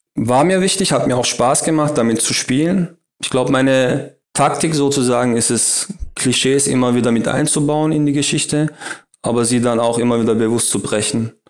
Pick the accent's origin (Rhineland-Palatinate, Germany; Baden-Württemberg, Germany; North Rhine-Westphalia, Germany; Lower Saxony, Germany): Baden-Württemberg, Germany; Heilbronn; also born or lived in Berlin; meine Heimatstadt hier, auf Heilbronn